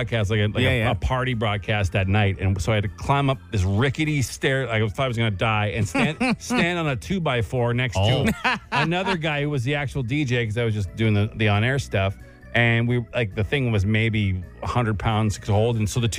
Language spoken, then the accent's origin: English; Guelph, Ontario, Canada; Hey, guys, are you a Contessa open to anyone in Ontario or just around the Ottawa region? I'm from Guelph.